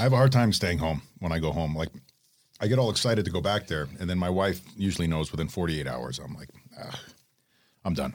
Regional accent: from Toronto down, Ontario, Canada; moved away; my hometown area, like from Toronto down

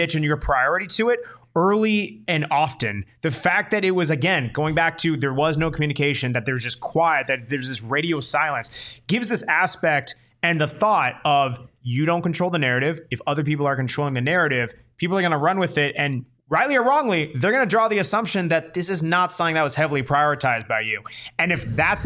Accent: Tucson, Arizona, United States; I'm from Tucson

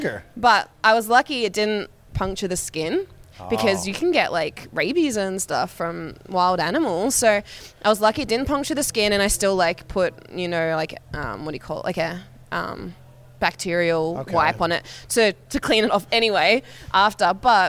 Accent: Australia; because I haven't really seen it, even though I'm from Australia.

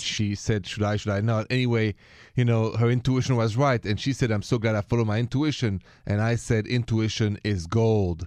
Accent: France; moved away; I'm from France

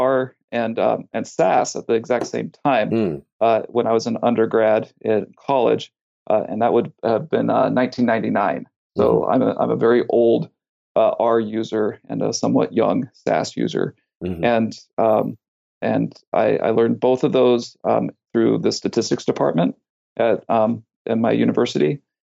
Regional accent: California, United States; also born or lived in Kansas; now in Baltimore, United States; I'm actually from California, so I'm used to the earthquakes and fires. And then I lived in Kansas

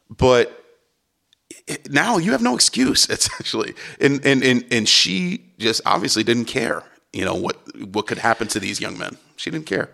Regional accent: Cleveland, Ohio, United States; I'm from Cleveland, and I know that part of Cleveland, that West Side area

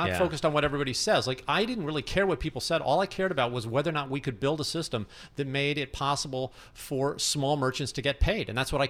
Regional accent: St. Louis, Missouri, United States; also born or lived in New York; I'm from St. Louis. But you know, born and raised. But New York's in my blood.

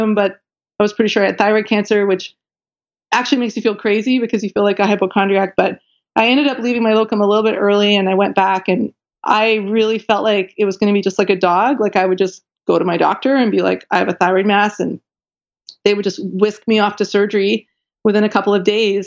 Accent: Canada; I'm Canadian, and I was in Canada at the time

